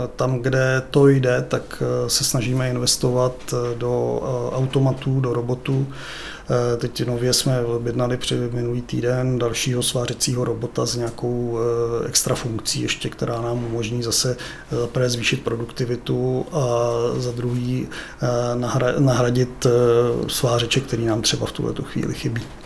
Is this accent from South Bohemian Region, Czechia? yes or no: yes; České Budějovice, South Bohemian Region, Czechia; also born or lived in Brno; já jsem se narodil v Brně, pak mě sem zavlekli rodiče